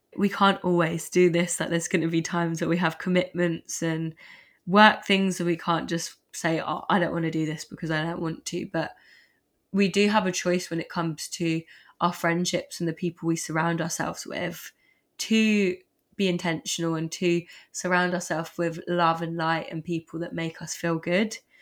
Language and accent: English; Surrey, South East England, United Kingdom; moved away; I'm from Sun, Surrey originally